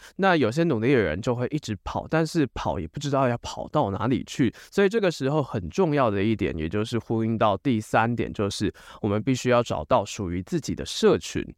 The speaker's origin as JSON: {"language": "Chinese", "country": "Taiwan", "said": "身为台湾人，我们大部分只懂中文以及英文"}